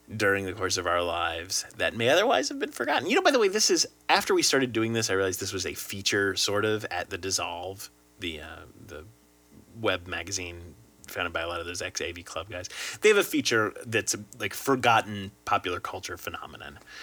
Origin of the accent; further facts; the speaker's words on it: Lexington, Kentucky, United States; I in fact was born in the Commonwealth of Kentucky. Up in, up in, in fact, Does- Derby country. I was born in Lexington.